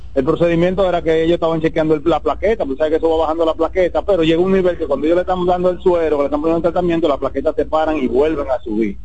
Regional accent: Dominican Republic; yo soy un dominicano de 48 años

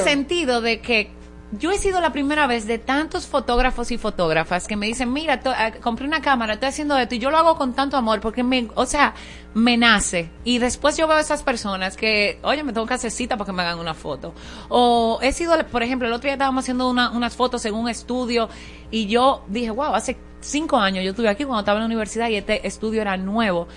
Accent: Higüey, La Altagracia, Dominican Republic; now in Santo Domingo, Dominican Republic; Yo me crié en Higüey, la provincia de Altagracia

